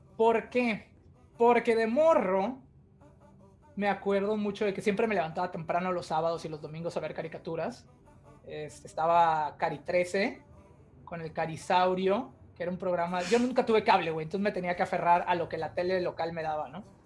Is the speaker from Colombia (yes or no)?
no; Tampico, Tamaulipas, Mexico; moved away as an adult; now in Ontario, Canada; los dos somos de Tampico, ahí crecimos, ahí vivimos gran parte de nuestras vidas